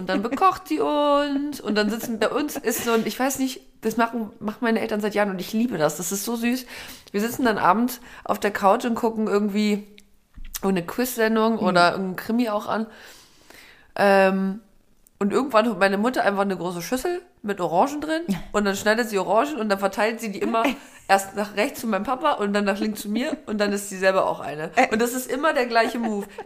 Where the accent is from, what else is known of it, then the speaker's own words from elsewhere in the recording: East Germany, Germany; born there; ich bin noch äh, im, in der DDR geboren, aber ich war zwei Wochen alt